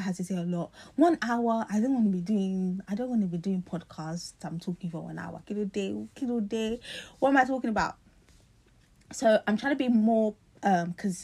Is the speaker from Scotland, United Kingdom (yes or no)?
no; London, United Kingdom; moved away as an adult; I'm from South London